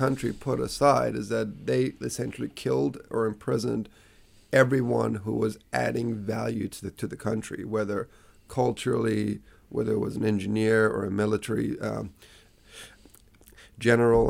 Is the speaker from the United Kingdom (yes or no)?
no; New Zealand; also born or lived in Tehran, Iran / United States; moved to New Zealand when I was 9